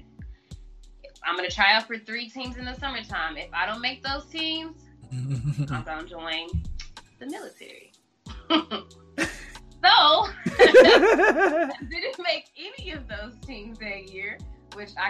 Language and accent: English; Kansas City, Missouri, United States; I'm born and raised in Kansas City, Missouri, first off, home of the Chiefs